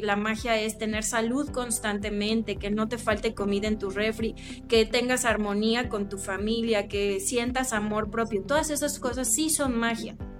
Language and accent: Spanish; Chilpancingo, Guerrero, Mexico; yo soy chilpancingueña, yo soy de Guerrero